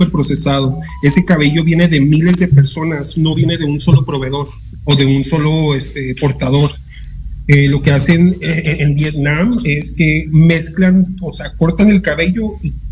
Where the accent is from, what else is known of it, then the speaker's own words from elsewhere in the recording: El Paso, Texas, United States; now in Cuautla, Mexico; yo soy del Paso, Texas